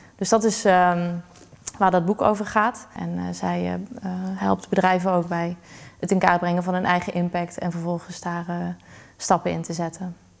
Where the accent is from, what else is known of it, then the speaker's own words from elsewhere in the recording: Limburg, Netherlands; moved away as an adult; also born or lived in Utrecht; het is mijn geboorteplaats. Ik denk dat dat het gewoon anders maakt. Het is de plek waar, die ik ken sinds ik klein ben